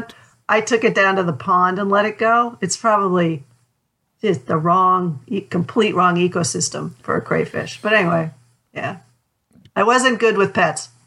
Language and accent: English; New England, United States; I'm from New England